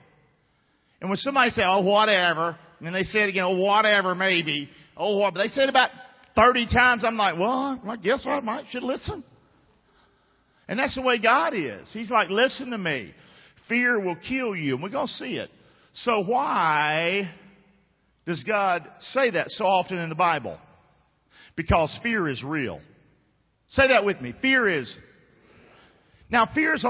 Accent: Rockingham, North Carolina, United States; moved away; I grew up in Rockingham

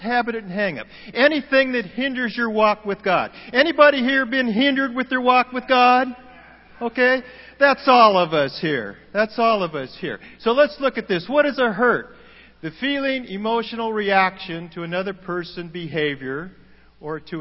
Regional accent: Oregon, United States; moved away as an adult; We're from Oregon

